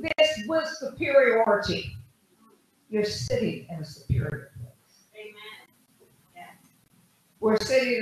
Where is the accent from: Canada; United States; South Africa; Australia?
United States; I didn't come from Africa. I'm an American